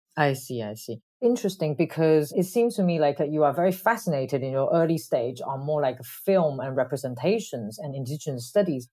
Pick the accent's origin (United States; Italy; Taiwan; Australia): Taiwan; Kaohsiung; me too in Kaohsiung